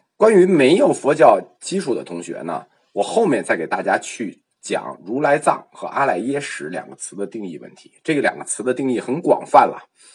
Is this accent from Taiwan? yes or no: no; China; 我们中国人